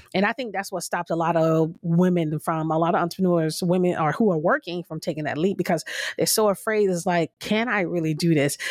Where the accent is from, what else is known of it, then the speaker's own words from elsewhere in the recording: Florida, United States; moved away; I used to live in Florida, and I grew up in Florida